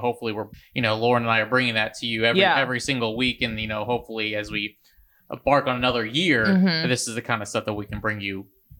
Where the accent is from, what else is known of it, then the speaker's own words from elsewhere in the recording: Marietta, Georgia, United States; I grew up here in Marietta